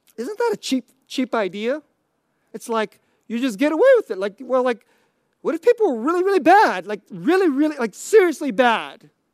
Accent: United States; I'm Korean American

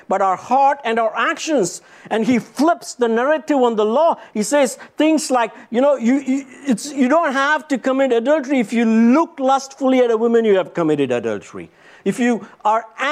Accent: India; moved away; I was born and raised in India

